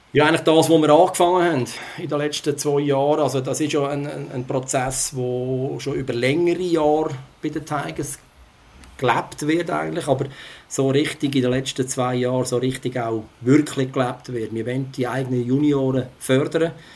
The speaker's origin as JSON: {"language": "German", "country": "Switzerland", "said": "bei uns in der Schweiz"}